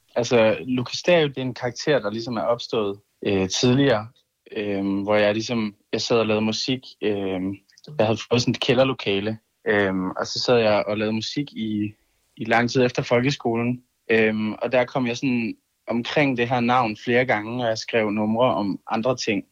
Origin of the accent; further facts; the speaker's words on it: Kolding, Southern Denmark, Denmark; i min kælder i Kolding, hvor jeg kommer fra